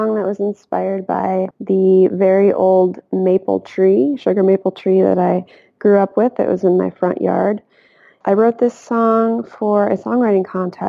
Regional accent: Iowa City, Iowa, United States; moved away; also born or lived in Madison, Wisconsin / San Francisco / Liège, Belgium; I chose to write about this tree that I grew up with in Iowa City.

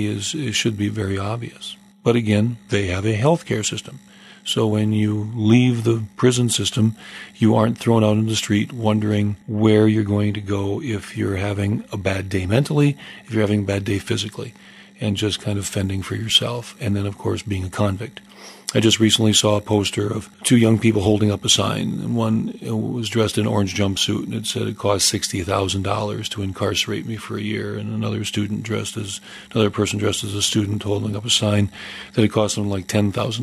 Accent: United States; I'm an American, so I only speak one language.

